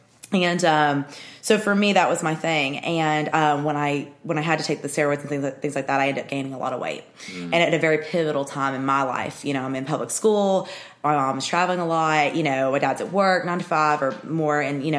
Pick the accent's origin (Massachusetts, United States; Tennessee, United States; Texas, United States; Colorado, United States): Tennessee, United States; Murfreesboro; born or raised there